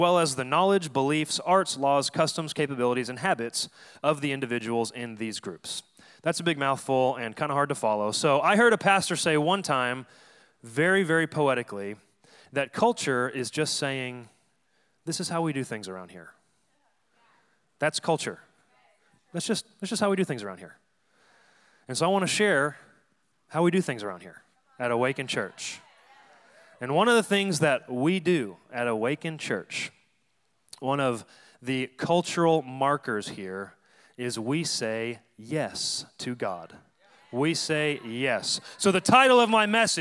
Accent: Dallas, Texas, United States; moved away as an adult; also born or lived in Denton, Texas; now in San Diego, United States; I'm from Dallas, Texas, born and raised

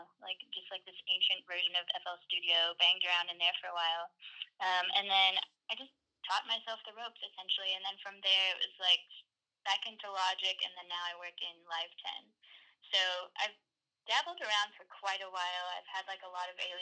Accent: Dallas, Texas, United States; I was born and raised essentially in Dallas, Texas

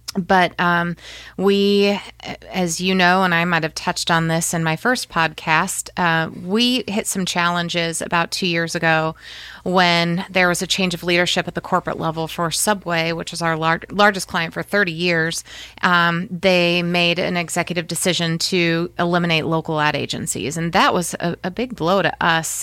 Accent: Fort Wayne, Indiana, United States; being born and raised in Fort Wayne

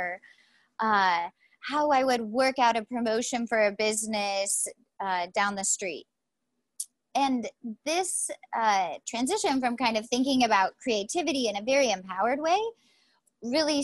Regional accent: West Virginia, United States; moved away; I'm from West Virginia

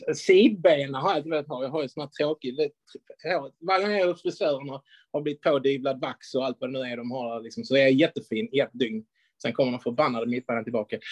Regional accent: Skåne, Sweden; som vi skåningar säger

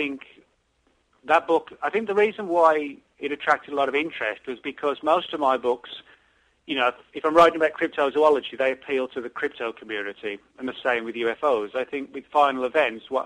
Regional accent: England, United Kingdom; moved away; growing up in England, from that era when Hammer films were sort of really the rage

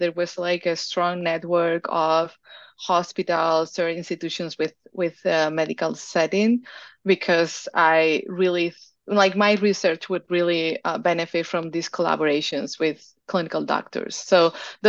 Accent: Spain; moved away; I'm originally from Spain

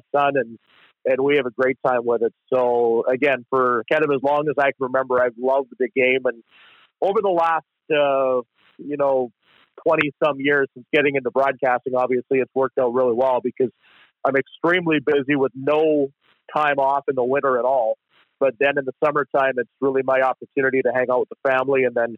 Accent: Regina, Saskatchewan, Canada; also born or lived in Humboldt, Saskatchewan / Prince Albert, Saskatchewan; I was born in Regina

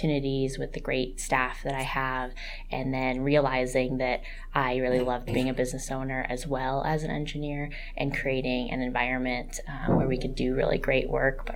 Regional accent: Queen Creek, Arizona, United States; I grew up in Queen Creek and just had a menagerie of animals

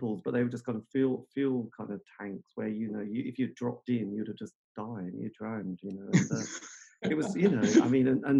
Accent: Metfield, East of England, United Kingdom; No, I grew up in good old Metfield land. So Halesworth was one side, Holston, you know, Bungay there.

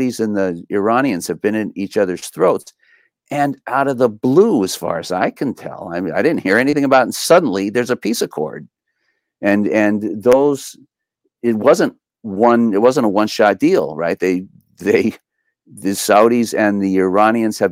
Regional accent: Los Angeles, California, United States; I grew up in East

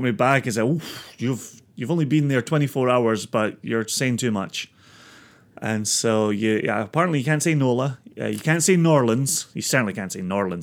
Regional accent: Scotland, United Kingdom; I'm Scottish

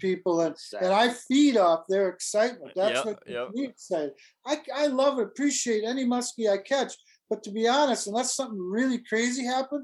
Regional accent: Stoughton, Wisconsin, United States; I spent most of my life growing up in Stoughton, just near here, Madison

